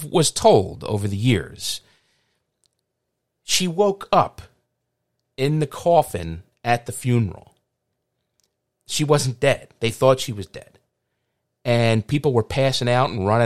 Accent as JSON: {"language": "English", "town": "Philadelphia", "region": "Pennsylvania", "country": "United States", "tie": "born or raised there", "said": "I grew up on a very small street, and called Wilder Street."}